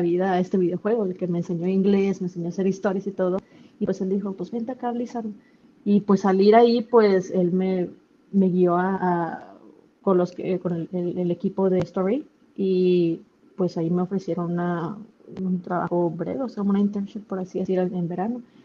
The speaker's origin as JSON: {"language": "Spanish", "town": "Monterrey", "region": "Nuevo León", "country": "Mexico", "also_born_or_lived": "Los Angeles", "moved": "as an adult", "said": "siendo regia"}